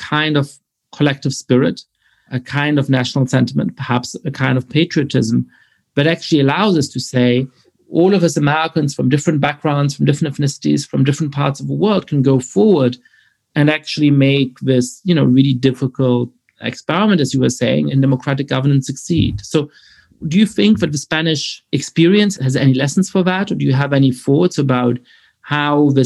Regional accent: Germany; I was born in 1982 in Germany, and I grew up in the country in the 80s and the 90s

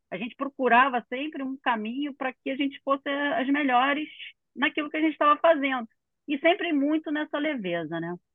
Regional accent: Rio de Janeiro, Brazil; eu sou do Rio de Janeiro, aqui no meio da Barra

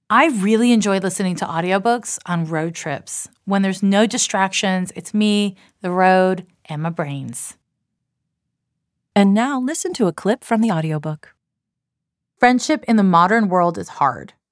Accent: Canada; accent: Canadian/American; now in United States; I was raised in Canada and I live in the US, and I have an accent that kind of dovetails between a Canadian and an American accent.

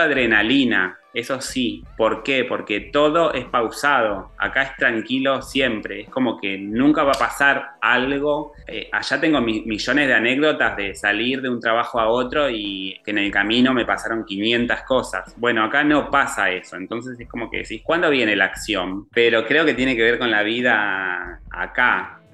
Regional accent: Argentina; moved away; cómo somos como argentinos

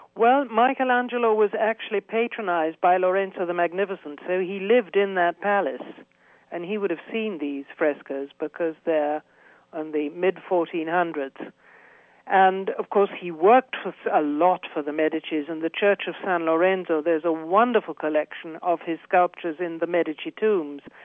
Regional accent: United Kingdom; moved away as an adult; now in Florence, Italy; I'm British, but I have Italian nationality. Uh, I've lived here for forty-three years

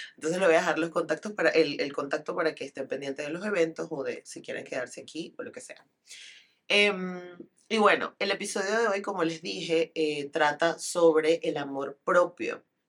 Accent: Venezuela; viniendo de una sociedad como la venezolana y como la latinoamericana

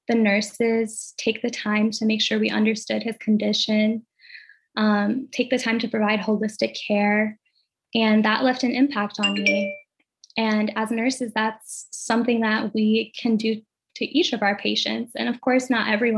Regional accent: Ethiopia; now in United States; growing up in Ethiopia

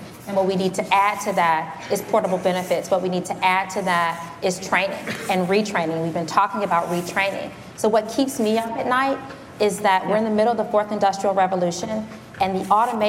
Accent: Detroit, Michigan, United States; I saw this happen growing up in Detroit, where the auto industry declined and my city was decimated.

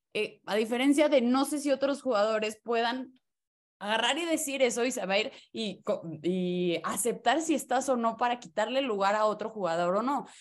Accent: Mexico; como buenos mexicanos somos unos contreras

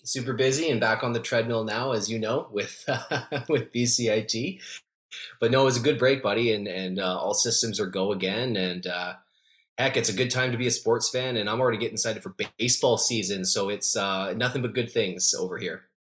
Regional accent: Calgary, Alberta, Canada; moved away as an adult; also born or lived in Winnipeg; now in Vancouver, Canada; I grew up in Calgary, so I'm from the Calgary market, and I lived in the Winnipeg market for a couple years

